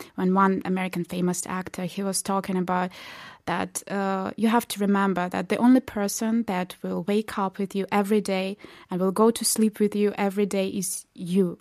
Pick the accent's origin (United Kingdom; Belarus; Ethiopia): Belarus; moved away as an adult; now in South Korea; I'm from Belarus